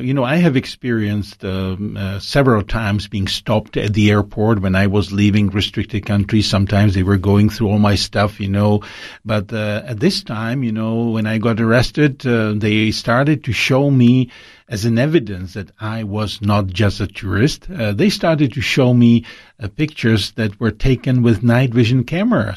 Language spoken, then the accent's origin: English; Czechia; my hometown in Czech Republic